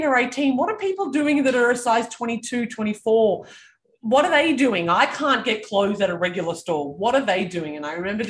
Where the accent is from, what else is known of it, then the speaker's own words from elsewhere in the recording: Canberra, Australian Capital Territory, Australia; I grew up in Canberra